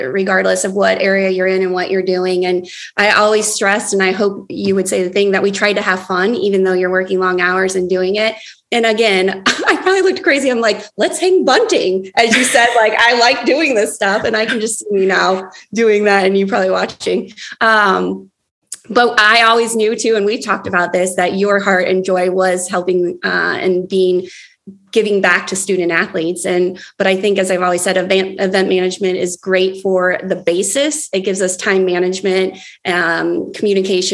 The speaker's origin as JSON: {"language": "English", "region": "Illinois", "country": "United States", "said": "I'm from Illinois"}